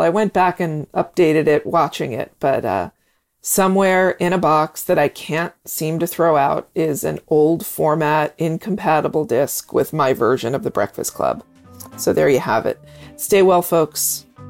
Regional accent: Pennsylvania, United States; I'm 54 years old and I'm from Pennsylvania

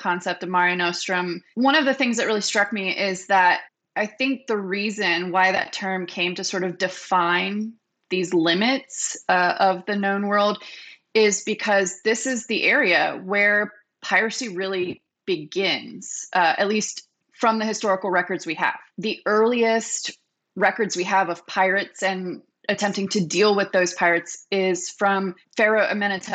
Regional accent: North Carolina, United States; Growing up in North Carolina, I went to the one there every year.

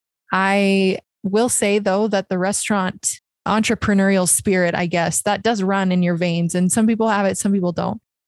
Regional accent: Lloydminster, Saskatchewan, Canada; I am from Lloydminster, Saskatchewan

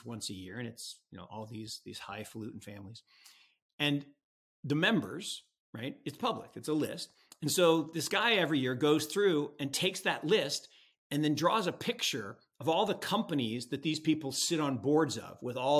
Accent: Seattle, Washington, United States; I grew up in Seattle

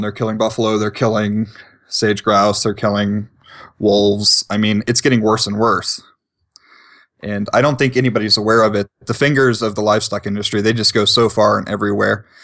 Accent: East Coast, United States; moved away as an adult; now in Montana, United States; growing up on the East Coast

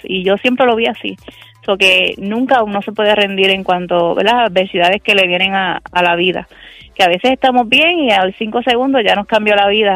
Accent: Cabo Rojo, Puerto Rico; soy del pueblo de Cabo Rojo.

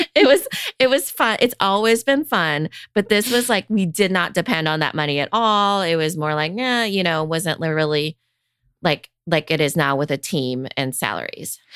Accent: Iowa, United States; I grew up in Iowa

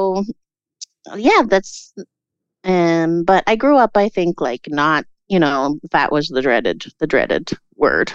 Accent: Prince George, British Columbia, Canada; also born or lived in Victoria; I grew up in Prince George originally, and then I went to Victoria and I did my undergrad in theater there

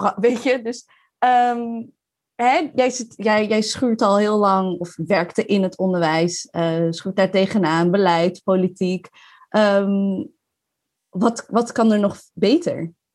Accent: Maarssen, Utrecht, Netherlands; also born or lived in Leiden; now in The Hague, Netherlands; Ik kom uit Maars. Ik heb in Leiden gewoond en in Den Haag

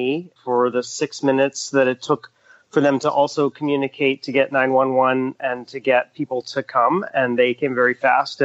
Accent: Dallas, Texas, United States; I was born in Dallas. And I mean, I have the distinction of being the first native Texan

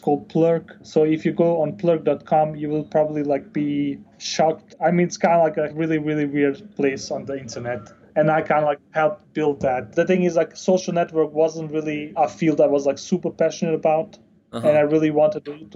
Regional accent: Denmark; moved away as an adult; also born or lived in Bosnia / Chile; So I was born in Bosnia, but I grew up in Denmark

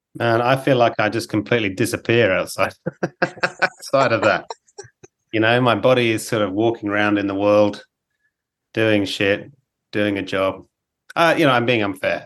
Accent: England, United Kingdom; now in Australia; I grew up in England

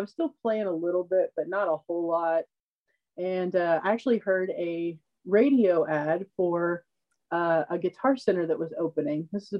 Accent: Oklahoma, United States; an extremely small town in Oklahoma.

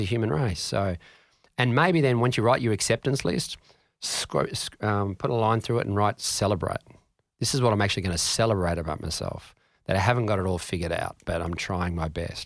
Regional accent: Canberra, Australian Capital Territory, Australia; I grew up in Ngunnawal

